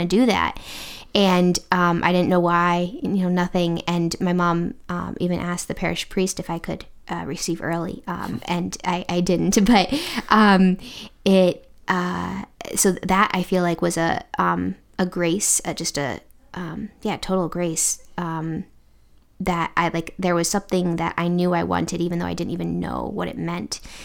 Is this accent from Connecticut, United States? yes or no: yes; Connecticut, United States; moved away as an adult; now in Indiana, United States; I am originally from the East Coast. I'm from Connecticut